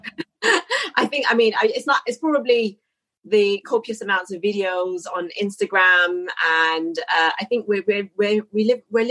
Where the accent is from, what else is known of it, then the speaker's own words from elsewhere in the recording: Birmingham, West Midlands, United Kingdom; moved away as an adult; now in London, United Kingdom; I'm not from London. I'm from Birmingham, but currently living in London since I graduated